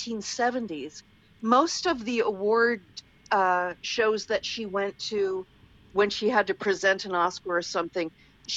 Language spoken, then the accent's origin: English; Wisconsin, United States; also born or lived in Baltimore, Maryland; I was raised in Wisconsin, but I was born in Baltimore